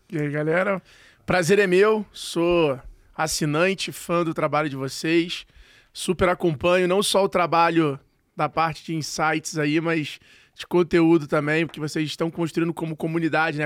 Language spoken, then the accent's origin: Portuguese; Rio de Janeiro, Brazil; eu sou carioca